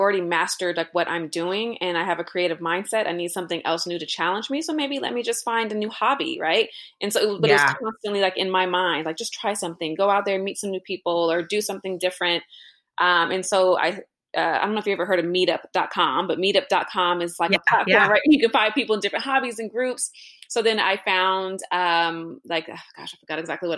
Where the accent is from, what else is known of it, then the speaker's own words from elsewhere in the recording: Los Angeles, California, United States; I'm born and raised in Los Angeles, so it's obviously a busy city. Grew up